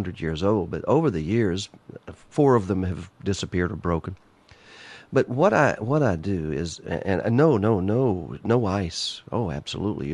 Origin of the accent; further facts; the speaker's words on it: Mobile Bay, Alabama, United States; I grew up on Mobile Bay.